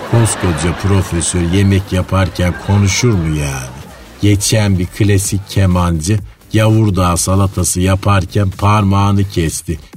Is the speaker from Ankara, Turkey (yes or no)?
no; Istanbul, Turkey; Ne demek nerelisin? Buralıyım ayol. Yedi göbek İstanbulluyum. İstanbul neresi? Şehre manetinden.